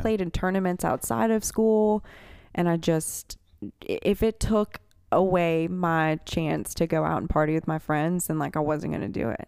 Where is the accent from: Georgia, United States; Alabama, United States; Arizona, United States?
Alabama, United States; Birmingham; also born or lived in Metairie, Louisiana; I was born in Metairie, and I grew up in Birmingham, Alabama